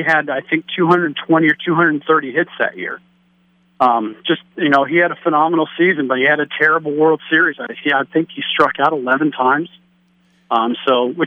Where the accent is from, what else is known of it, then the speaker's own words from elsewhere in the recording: Cincinnati, Ohio, United States; I grew up in the Cincinnati area in the era of the Big Red Machine